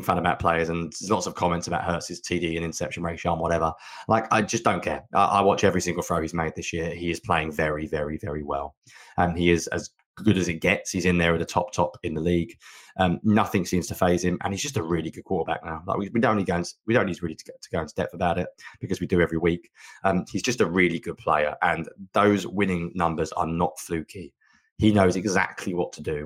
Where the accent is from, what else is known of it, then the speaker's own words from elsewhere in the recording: England, United Kingdom; being English